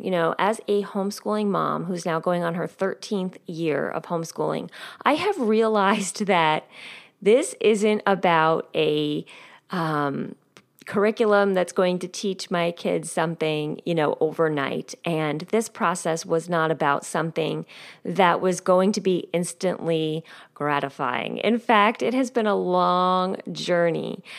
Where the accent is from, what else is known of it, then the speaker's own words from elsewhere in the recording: United States; also born or lived in rural New Jersey; now in New Jersey, United States; I grew up nine miles outside of New York City